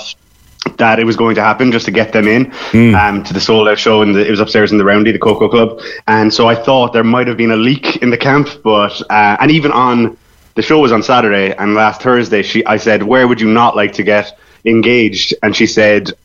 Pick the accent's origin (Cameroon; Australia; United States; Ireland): Ireland; Cork, Munster; I'm from Cork, but I've been up and down to Dublin.